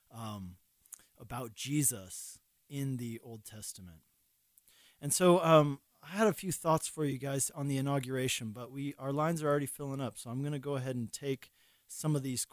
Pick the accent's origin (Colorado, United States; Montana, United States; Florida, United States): Colorado, United States; moved away as an adult; also born or lived in Hungary / Longmont, Colorado; I grew up here in Colorado, and then I moved away.